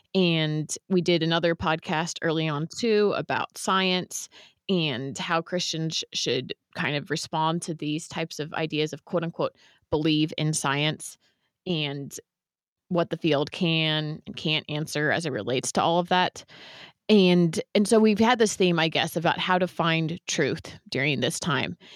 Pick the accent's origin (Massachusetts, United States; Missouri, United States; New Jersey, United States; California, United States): California, United States; San Francisco Bay Area; I grew up in the San Francisco Bay Area, which is where my parents